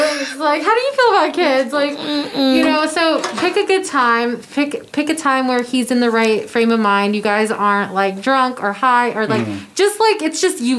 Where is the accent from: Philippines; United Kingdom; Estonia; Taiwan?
Philippines; Because we're both fluent in Tagalog, because we're both Filipino.